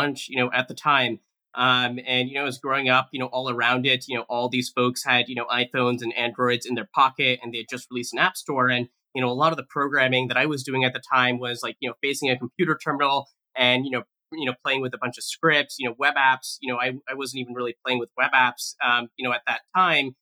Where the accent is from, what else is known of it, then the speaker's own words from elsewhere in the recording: Bay Area, California, United States; I'm really grateful to have grown up in the Bay Area